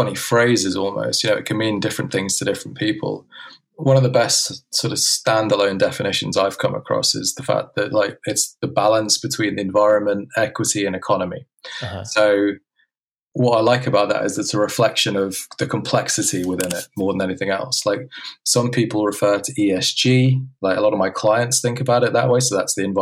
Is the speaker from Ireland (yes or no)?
no; Hong Kong; I was brought up in Hong Kong